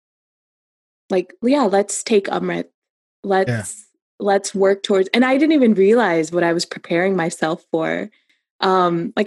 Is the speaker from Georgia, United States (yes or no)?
no; Cincinnati, Ohio, United States; I was just a girl in Cincinnati